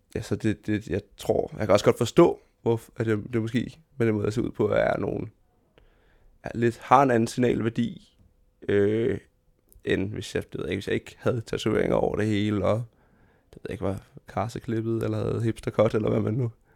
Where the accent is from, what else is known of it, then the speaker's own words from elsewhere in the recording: Fredericia, Southern Denmark, Denmark; jeg voksede op i Fredericia, som er en, en mellemstor by i land